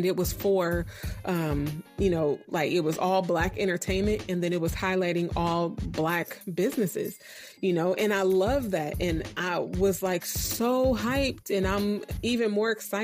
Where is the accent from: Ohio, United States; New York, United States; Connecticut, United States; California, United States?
California, United States; Oakland; moved away as an adult; also born or lived in Virginia; the Oakland that I grew up in.